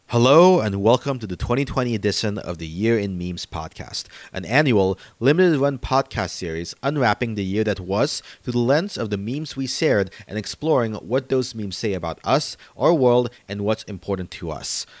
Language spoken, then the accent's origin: English; the South, United States; also born or lived in Philippines (ancestry); now in New York, United States; I come from an interesting place where I grew up in the South